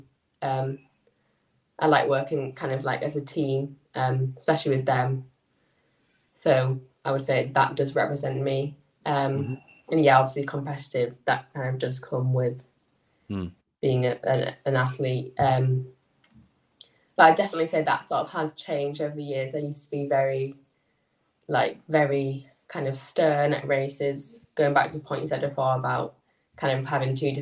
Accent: Skipton, Yorkshire and the Humber, United Kingdom; I'm from... I'm near a little town in North Yorkshire called Skipton.

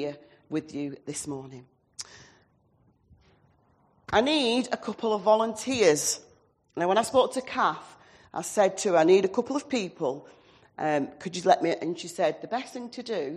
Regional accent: Oldham, North West England, United Kingdom; also born or lived in Blackpool / Southport / Stourbridge; now in New Longton, United Kingdom; I am an Oldham lass, born and bred in Oldham, so I'm a Lancashire lass

